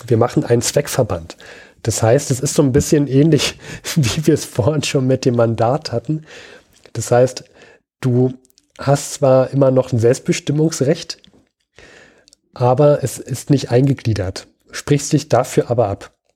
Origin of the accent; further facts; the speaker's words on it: Berlin, Germany; als Berliner